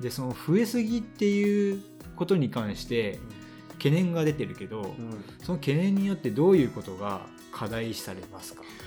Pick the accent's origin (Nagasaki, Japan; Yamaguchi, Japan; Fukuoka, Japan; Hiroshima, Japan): Hiroshima, Japan; 僕のじ、 地元が広島県で